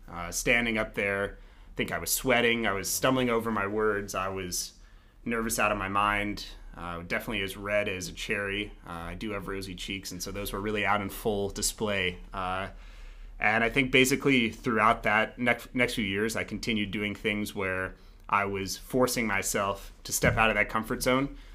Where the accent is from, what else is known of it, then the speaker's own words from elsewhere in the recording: Denver, Colorado, United States; I'm from Colorado originally. Uh, I grew up in Denver, right outside of downtown, uh, so proudly a real Denverite